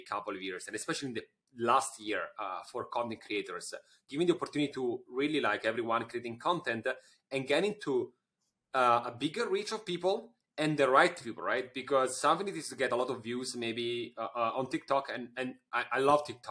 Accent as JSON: {"language": "English", "country": "Italy", "said": "you're talking with an Italian"}